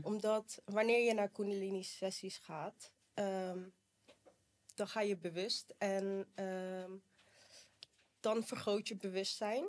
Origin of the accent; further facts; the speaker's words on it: Rotterdam, South Holland, Netherlands; ik ben 32 jaar en ik kom uit Rotterdam